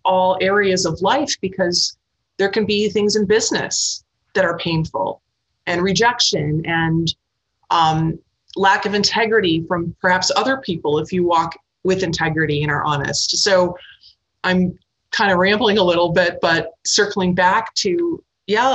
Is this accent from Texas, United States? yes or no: no; Milwaukee, Wisconsin, United States; moved away; also born or lived in New York / Boston / Los Angeles / Iowa; I grew up in the Midwest, and Milwaukee, which is a pretty big decent-sized city